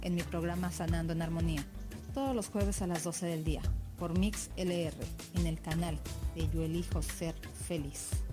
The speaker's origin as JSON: {"language": "Spanish", "country": "Venezuela", "moved": "yes", "said": "yo también soy inmigrante venezolana"}